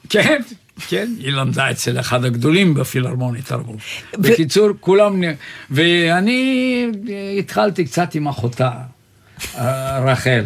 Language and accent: Hebrew; Sofia, Sofia City, Bulgaria; also born or lived in Jaffa; now in Israel; אני נולדתי בסופיה